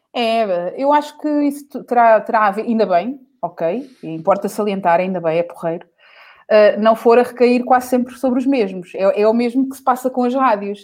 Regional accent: Portugal; nós somos portugueses

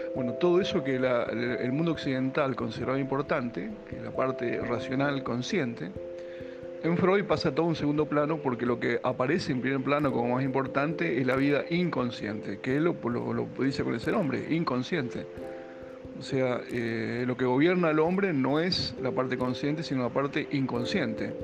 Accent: Argentina; la cultura actual, en particular la nuestra, la argentina, ni hablar la porteña

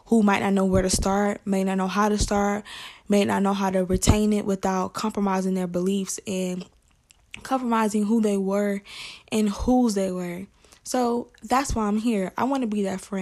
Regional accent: Atlanta, Georgia, United States; accent: Southern; So I'm from Atlanta, Georgia. So you may hear an accent. I'm from the South.

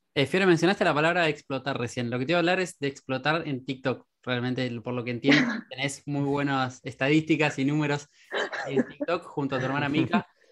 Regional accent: Quilmes, Buenos Aires Province, Argentina; Quilmes, digo porque soy también de, la localidad

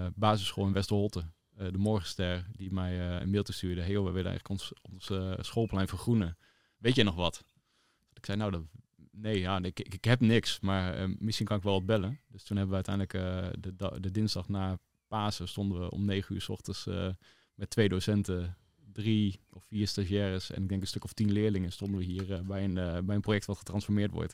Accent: Balkbrug, Overijssel, Netherlands; ik ben opgegroeid in Balkbrug

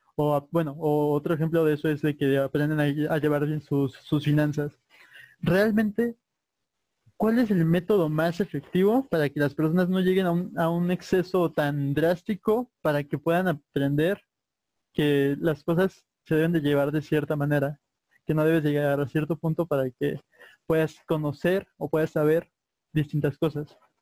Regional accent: Mexico; nosotros como mexicanos

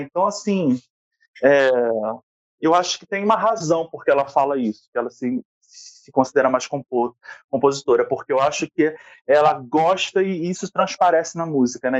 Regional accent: Rio de Janeiro, Brazil; Eu sou professor, sou do Rio de Janeiro

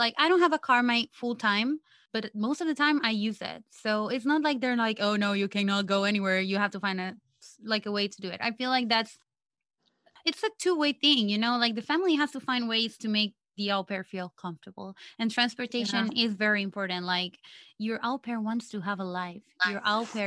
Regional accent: Costa Rica; moved away as an adult; now in New York, United States; I'm 26 from Costa Rica, and I'm currently in the beautiful state of New York.

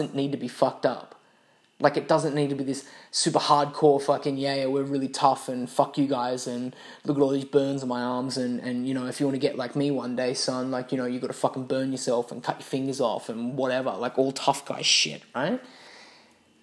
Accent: Australia; moved away as an adult; originally coming from Australia

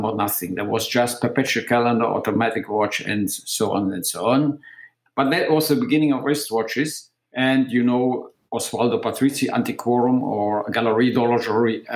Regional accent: Aachen, North Rhine-Westphalia, Germany; my hometown in Aachen

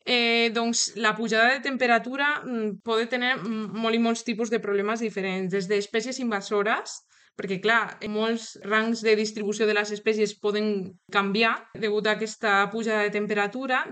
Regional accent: Toledo, Castilla-La Mancha, Spain; Catalan is a second language; moved away as an adult; also born or lived in Madrid; now in Girona, Spain; Jo sóc de, de Toledo, se me, se me nota, jo crec que en l'accent

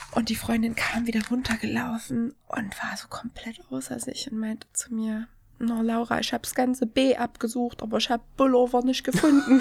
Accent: Erfurt, Thuringia, Germany; accent: Erfurt dialect; moved away; ich komme ja ursprünglich aus Thüringen. Ich bin ja gebürtige Erfurterin

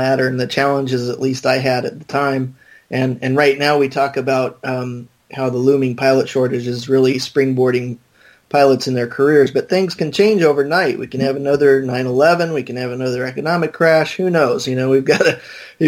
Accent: Phoenix, Arizona, United States; I was born and raised in Phoenix

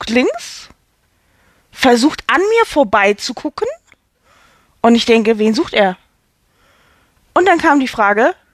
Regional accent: Hamburg, Germany; Ich komme aus Hamburg, ich bin 43, noch 43 Jahre alt und bin Schauspielerin.

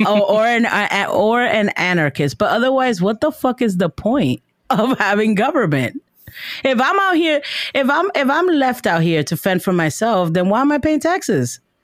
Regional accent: New York City, New York, United States; moved away; I'm from Washington Heights

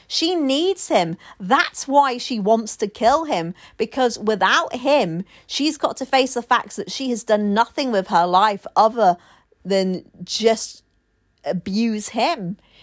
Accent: United Kingdom; I'm a Brit

